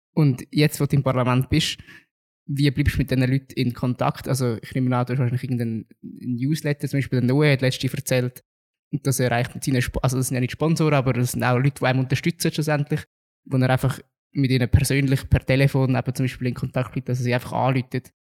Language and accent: German; Zug, Switzerland; Im Zug war es mal so gewesen, also dort, wo ich herkomme